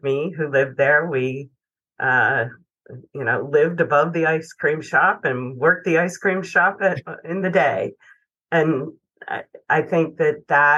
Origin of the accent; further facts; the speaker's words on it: Williamsport, Pennsylvania, United States; moved away as an adult; also born or lived in Philadelphia; I grew up in central Pennsylvania. In a relatively small town, Williamsport.